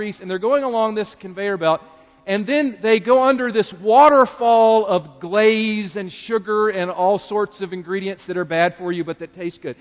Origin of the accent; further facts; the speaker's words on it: North Carolina, United States; as a fellow North Carolinian